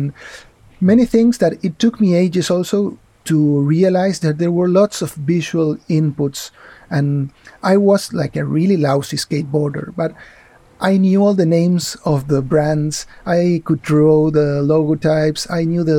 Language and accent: English; Argentina; moved away as an adult; also born or lived in Spain; now in Barcelona, Spain; I grew up in Argentina